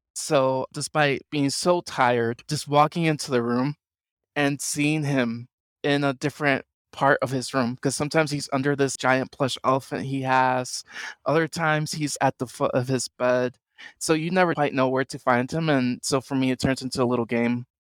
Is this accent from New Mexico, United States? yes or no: no; New York City, New York, United States; moved away as an adult; also born or lived in Boston / Puerto Rico (ancestry); I'm originally from the Bronx in New York